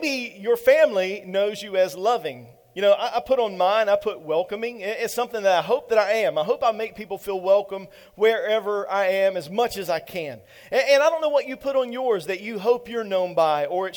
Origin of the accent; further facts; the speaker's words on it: Eastern North Carolina, United States; I'm straight from the country, y'all. I am from Eastern North Carolina